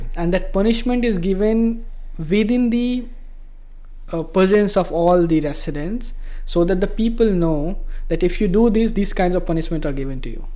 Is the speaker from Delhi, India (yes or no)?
no; Bihar, India; moved away as an adult; also born or lived in Mumbai; I come actually from a very rural part of India. It's uh, a state called Bihar